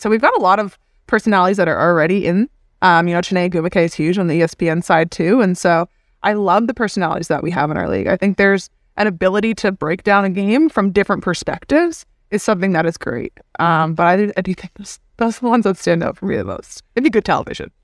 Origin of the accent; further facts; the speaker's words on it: Hamilton, Ontario, Canada; as a kid growing up in Canada